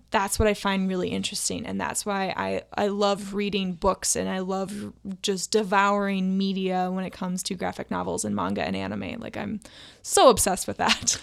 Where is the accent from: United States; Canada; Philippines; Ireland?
United States; Duluth, Minnesota; now in Saint Paul, United States; I grew up in Duluth, Minnesota